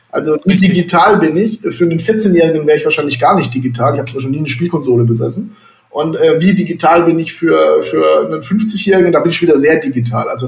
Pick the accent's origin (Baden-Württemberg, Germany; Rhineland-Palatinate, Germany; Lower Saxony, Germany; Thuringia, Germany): Baden-Württemberg, Germany; Baden-Baden; Ja, ich komme aus Baden-Baden, wie ich äh, gerade schon selber gesagt habe.